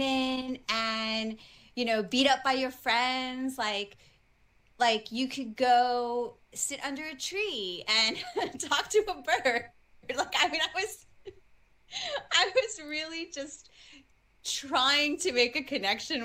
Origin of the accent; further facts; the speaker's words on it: New York City, New York, United States; I grew up in the Bronx